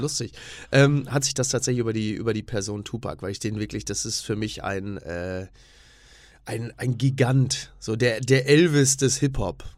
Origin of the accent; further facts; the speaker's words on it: Castrop-Rauxel, North Rhine-Westphalia, Germany; ich komme aus dem Ruhrgebiet, also kastrop rauxel da hast du drumrum Herne, Oberhausen und so.